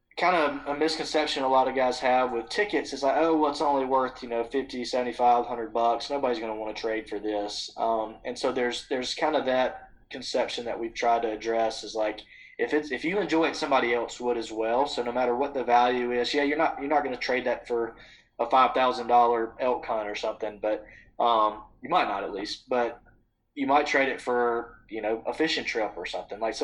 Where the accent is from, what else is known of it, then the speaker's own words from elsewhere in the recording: Butler, Alabama, United States; I grew up in Butler, Alabama